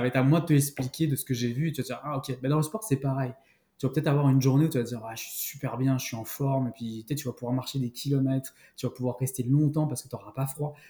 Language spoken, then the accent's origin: French; Paris, Île-de-France, France; moved away as an adult; also born or lived in Western Canada; now in Outaouais, Canada; je suis né à Paris